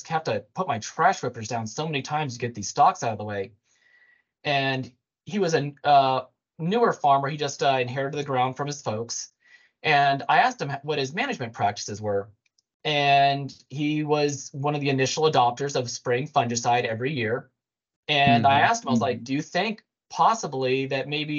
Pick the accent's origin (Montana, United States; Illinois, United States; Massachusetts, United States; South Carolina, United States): Montana, United States; now in Indiana, United States; I'm from Montana